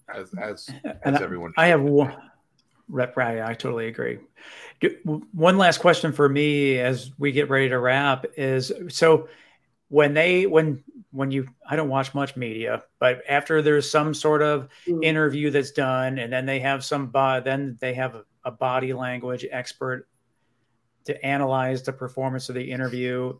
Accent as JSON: {"language": "English", "town": "Buffalo", "region": "New York", "country": "United States", "tie": "born or raised there", "said": "I grew up in the Buffalo, New York"}